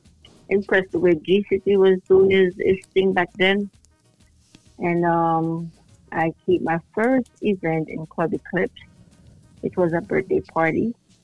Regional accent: Plainfield, New Jersey, United States; But I'm originally from Plainfield

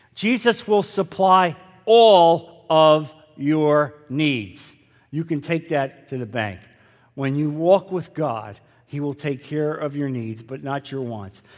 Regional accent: New Jersey, United States; growing up in New Jersey, which was predominantly Catholic

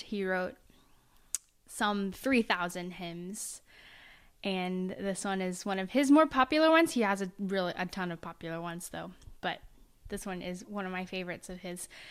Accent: Oklahoma, United States; moved away; I'm from Oklahoma

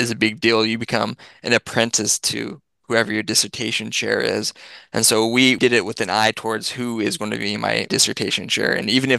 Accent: Massachusetts, United States; moved away as an adult; now in Missouri, United States; I'm from Massachusetts

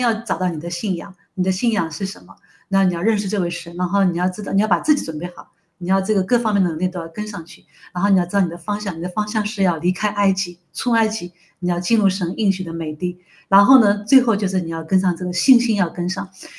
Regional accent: China; 我们中国人绝对不会在圣经里面缺席的，我们一定是神的子民的一部分。

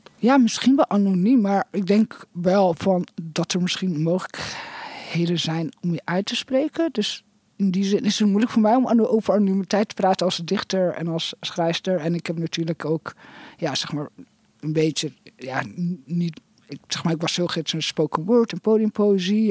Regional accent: Netherlands; moved away; also born or lived in England; ik ben in Nederland opgegroeid, maar ik heb ook heel lang in Engeland gewoond

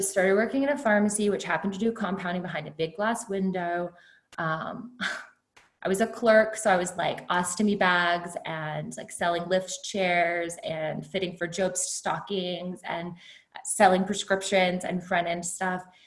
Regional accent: Kerrville, Texas, United States; I grew up in Kerrville, which is a retirement community in Texas, Hill Country, beautiful community.

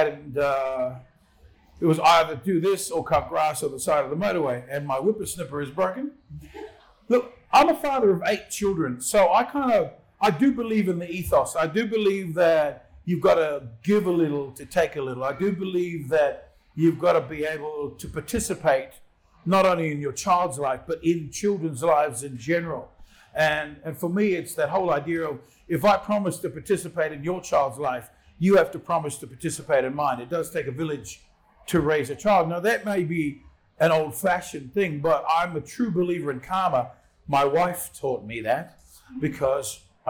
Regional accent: Auckland, New Zealand; now in Australia; I grew up in South Auckland. I grew up in once were Warriors territory

